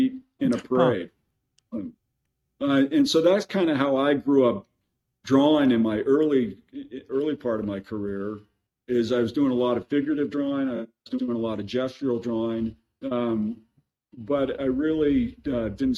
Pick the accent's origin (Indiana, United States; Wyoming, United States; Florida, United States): Wyoming, United States; Sheridan; I grew up in Sheridan, Wyoming